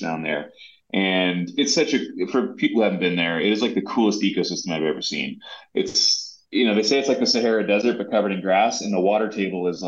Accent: Southern California, United States; now in Montana, United States; I grew up in Southern California

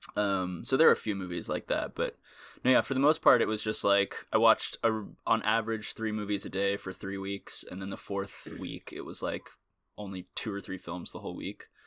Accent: Austin, Texas, United States; moved away; I'm from Austin.

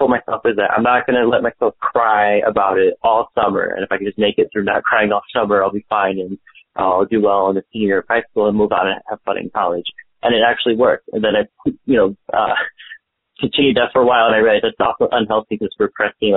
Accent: Chicago, Illinois, United States; also born or lived in Germany / Poland; I grew up in America since I was almost 2 years old. I grew up in Chicago

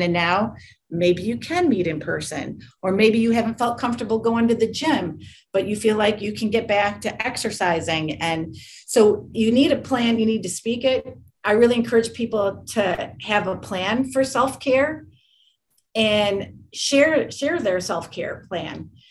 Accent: Michigan, United States; I grew up in Michigan

